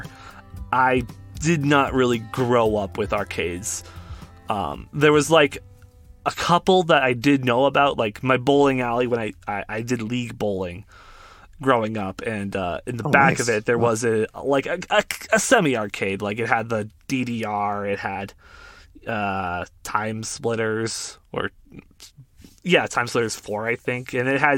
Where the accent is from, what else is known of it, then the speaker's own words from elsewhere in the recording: Canada; being Canadian